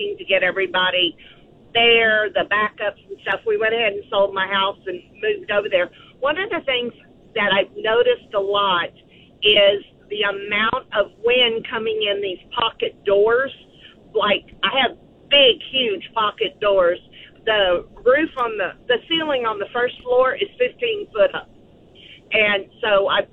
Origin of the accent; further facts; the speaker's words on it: Victoria, Texas, United States; I'm from the Victoria area